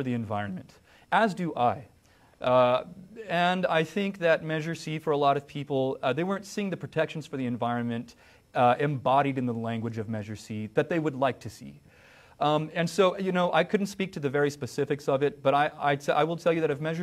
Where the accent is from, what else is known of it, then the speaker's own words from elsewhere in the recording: Kingsburg, California, United States; Growing up in Kingsburg, I worked for farmers in the summers when I was a kid